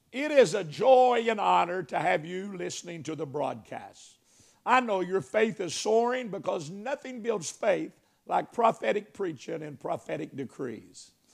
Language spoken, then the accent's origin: English; Arkansas, United States; I am from Arkansas.